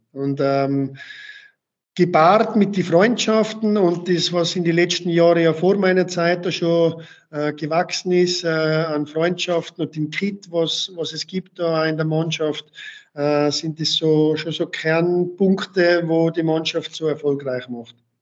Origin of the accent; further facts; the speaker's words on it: Tyrol, Austria; moved away as an adult; now in Waltenschwil, Switzerland; nach Tirol zurückzugehen, in meine Heimat